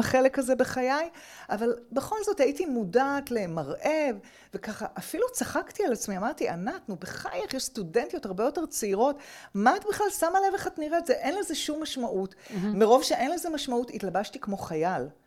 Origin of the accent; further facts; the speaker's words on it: Petah Tikva, Central District, Israel; גדלתי בפתח תקווה